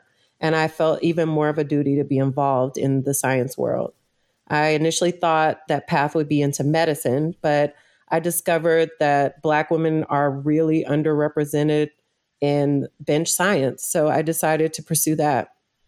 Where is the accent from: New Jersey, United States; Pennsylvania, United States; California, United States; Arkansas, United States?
California, United States; also born or lived in Louisiana; I was born in Louisiana, but I moved shortly after I was born to California in the 90s. So I was exposed to really a lot of different cultures and communities and different ideologies in California. And then when I was 13, I moved back to Louisiana.